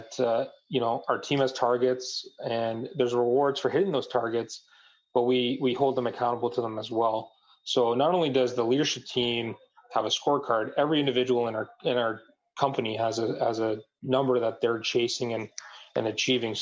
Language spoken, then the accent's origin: English; Canada; I'm from Canada